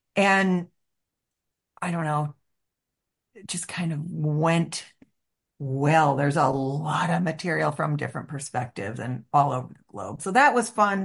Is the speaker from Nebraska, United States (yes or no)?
no; Chicago, Illinois, United States; as a Chicagoan